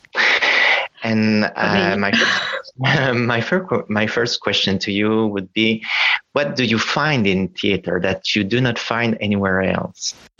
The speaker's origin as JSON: {"language": "English", "town": "Montreal", "region": "Quebec", "country": "Canada", "tie": "born or raised there", "moved": "yes", "lives_now": "Paris, France", "said": "I'm in Montreal right now."}